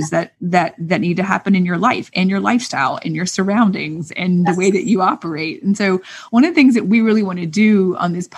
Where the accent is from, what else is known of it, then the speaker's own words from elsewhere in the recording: the South, United States; I'm from the South.